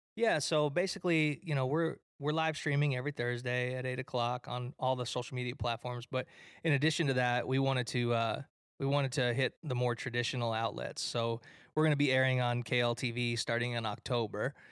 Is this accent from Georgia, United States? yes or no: no; Detroit, Michigan, United States; I'm from Detroit, Michigan